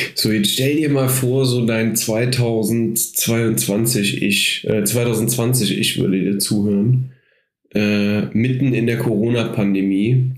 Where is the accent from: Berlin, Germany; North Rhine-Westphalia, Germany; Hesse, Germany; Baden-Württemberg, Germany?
North Rhine-Westphalia, Germany; Cologne; als Kölner